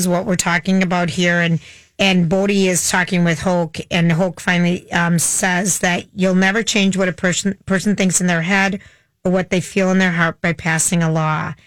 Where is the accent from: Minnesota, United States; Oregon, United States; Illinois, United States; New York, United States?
Minnesota, United States; we grew up in Minnesota